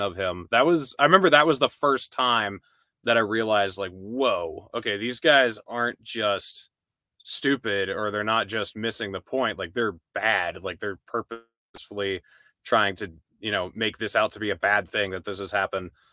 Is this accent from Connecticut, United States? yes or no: no; New Hampshire, United States; I grew up in New Hampshire, and I was pretty exclusively just in New Hampshire